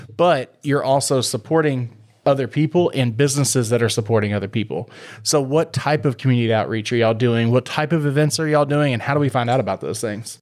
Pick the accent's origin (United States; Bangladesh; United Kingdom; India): United States; Waller, Texas; now in Tomball, United States; I grew up in Waller